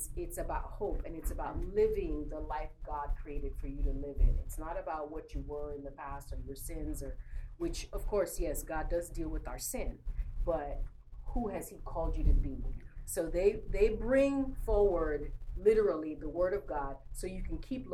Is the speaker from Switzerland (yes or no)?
no; Nigeria; moved away; being Black or being Nigerian